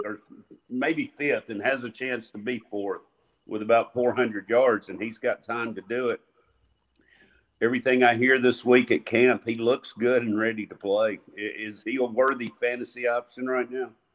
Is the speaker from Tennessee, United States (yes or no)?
yes; Nashville, Tennessee, United States; we are from Metro Nashville